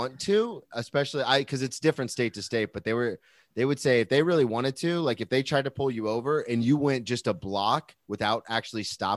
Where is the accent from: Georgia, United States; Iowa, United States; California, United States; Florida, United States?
Florida, United States; Jacksonville; I'm from Jacksonville